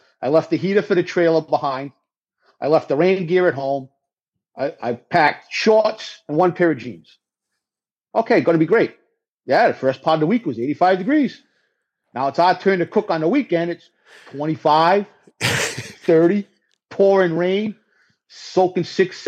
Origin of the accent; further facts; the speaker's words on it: the Northeast, New England, United States; I'm a Yankee from the Northeast